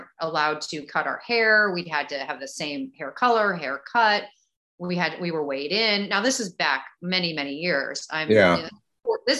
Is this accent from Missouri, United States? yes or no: yes; St. Louis, Missouri, United States; moved away as an adult; also born or lived in Chicago / Dallas; I grew up in St. Louis. Born in Chicago, but grew up in St. Louis